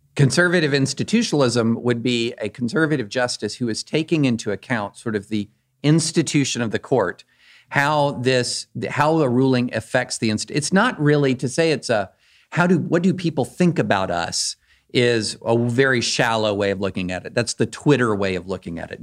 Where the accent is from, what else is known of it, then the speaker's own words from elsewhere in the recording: Kentucky, United States; I grew up in Kentucky